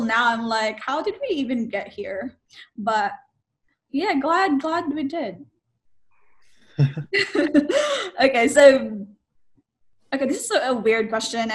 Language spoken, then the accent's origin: English; Philippines; I'm from the Philippines.